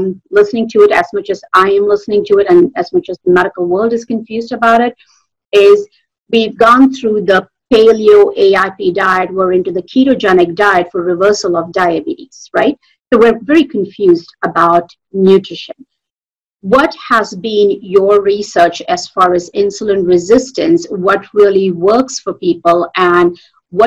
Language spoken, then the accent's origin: English; India; moved away; I come from India